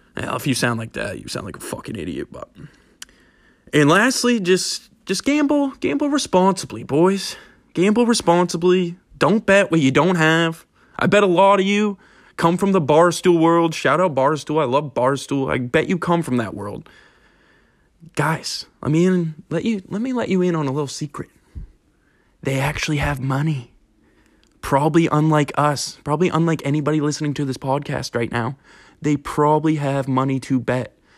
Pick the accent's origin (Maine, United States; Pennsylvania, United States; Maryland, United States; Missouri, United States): Maine, United States; Ellsworth; I'm from Ellsworth, Maine, where sports gambling currently isn't legal